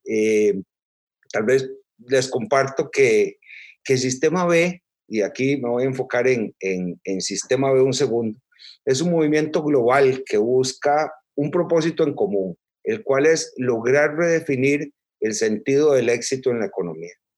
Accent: Costa Rica; yo soy costarricense, nací aquí en, Costa Rica

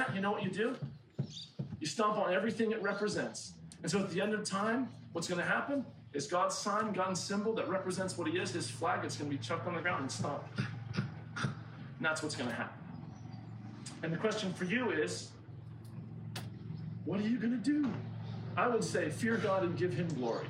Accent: United States; I'm an American

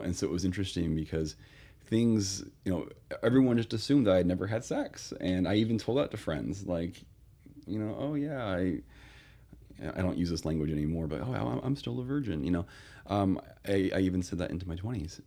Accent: Northern California, United States; I grew up in Northern California

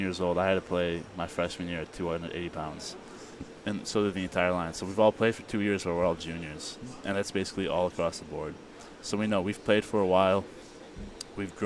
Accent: Illinois, United States; I'm from Illinois

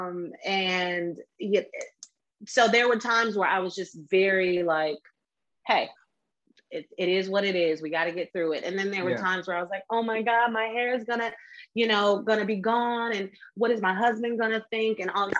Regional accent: Oakland, California, United States; moved away as an adult; also born or lived in Washington, District of Columbia, United States; I'm from Oakland. Okay. I'm from Oakland.

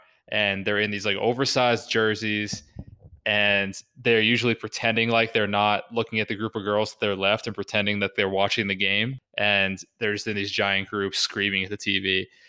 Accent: just north of Boston, Massachusetts, United States; accent: Boston; As a guy who's from Boston, you nailed my accent perfectly.

